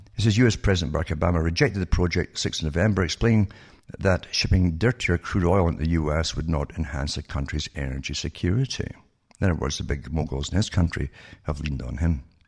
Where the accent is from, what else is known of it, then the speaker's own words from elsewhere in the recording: United Kingdom; moved away; I grew up in Britain